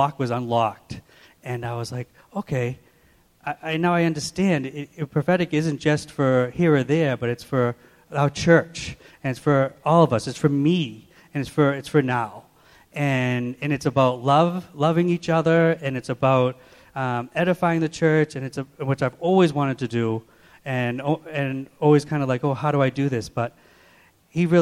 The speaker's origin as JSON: {"language": "English", "town": "Watertown", "region": "Massachusetts", "country": "United States", "tie": "born or raised there", "also_born_or_lived": "Waltham, Massachusetts", "said": "I was born in Waltham and raised in Watertown"}